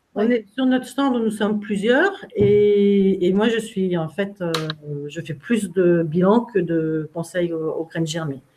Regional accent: Brittany, France; moved away; je suis bretonne

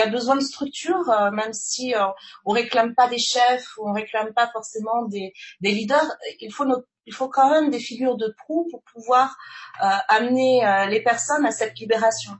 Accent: French Guiana; Guyane, d'ailleurs ma, ma terre natale

